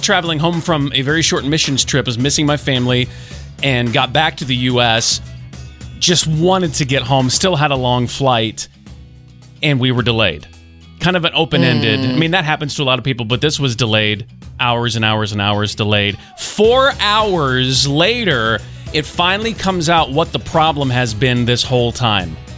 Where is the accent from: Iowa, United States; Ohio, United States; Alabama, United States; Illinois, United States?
Alabama, United States; Mobile; moved away; Just came back from Mobile, Alabama, my hometown